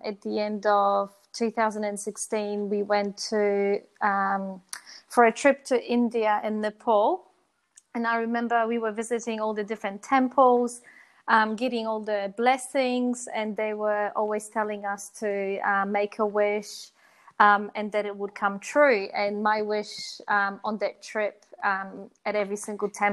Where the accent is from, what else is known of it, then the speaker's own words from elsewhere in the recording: Poland; moved away as an adult; also born or lived in New Zealand; now in Brisbane, Australia; I was born in Poland and then I moved to New Zealand when I was 18.